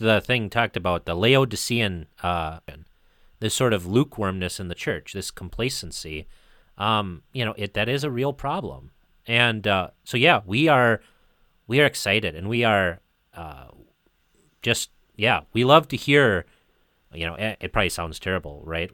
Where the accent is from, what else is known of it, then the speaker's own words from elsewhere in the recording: United States; where I grew up in the United States